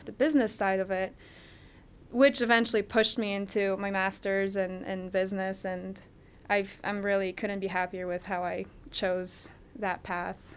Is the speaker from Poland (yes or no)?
yes; Poland; moved away as an adult; now in Akron, United States; There is a couple in Poland, because I'm from Poland